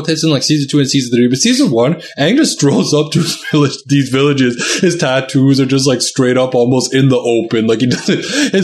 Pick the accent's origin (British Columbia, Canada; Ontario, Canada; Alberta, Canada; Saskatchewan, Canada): British Columbia, Canada; Vancouver; I grew up in Vancouver